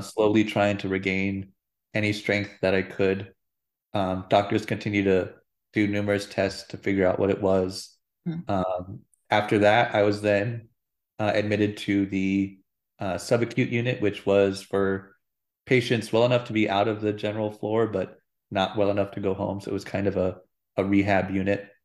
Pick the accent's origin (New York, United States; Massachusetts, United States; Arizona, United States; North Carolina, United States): Arizona, United States; Phoenix; I'm a native Arizonan, uh, born and raised in Phoenix, Arizona.